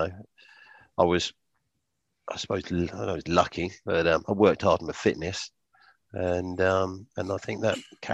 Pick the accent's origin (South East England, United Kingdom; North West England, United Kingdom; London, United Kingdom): South East England, United Kingdom; Wokingham; my hometown's Wokingham.